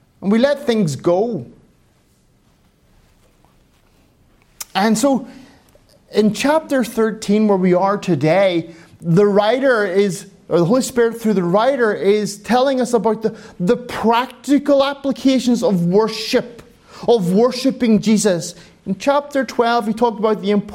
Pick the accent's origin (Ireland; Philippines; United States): Ireland; moved away; I'm an Irishman